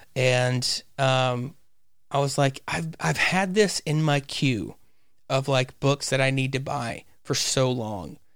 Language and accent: English; Louisiana, United States; in my home state. It's set in Louisiana.